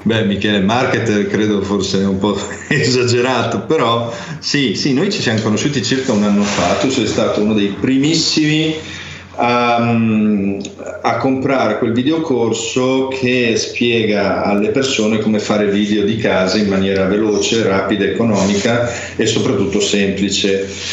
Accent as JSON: {"language": "Italian", "town": "Ferrara", "region": "Emilia-Romagna", "country": "Italy", "tie": "born or raised there", "said": "a Ferrara, dove- che è la mia città natale"}